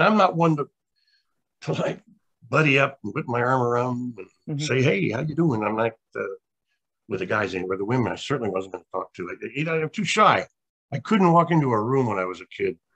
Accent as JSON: {"language": "English", "town": "Los Angeles", "region": "California", "country": "United States", "tie": "born or raised there", "also_born_or_lived": "Alabama", "said": "I grew up in downtown Hollywood"}